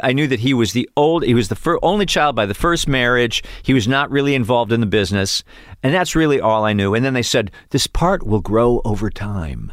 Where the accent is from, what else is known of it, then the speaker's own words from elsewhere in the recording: Cleveland, Ohio, United States; moved away; also born or lived in Chicago / New York; Cleveland, Ohio